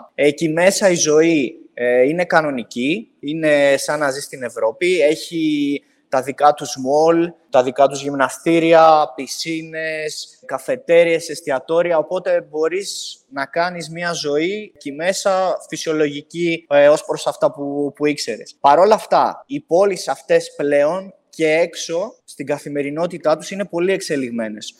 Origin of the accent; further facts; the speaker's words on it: Katerini, Central Macedonia, Greece; είμαι από την Κατερίνη